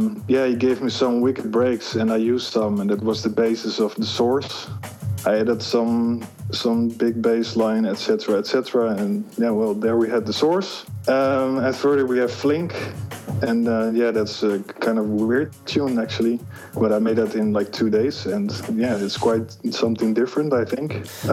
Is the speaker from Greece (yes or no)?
no; Groningen, Netherlands; I'm from Groningen, the Netherlands, aka G-Town.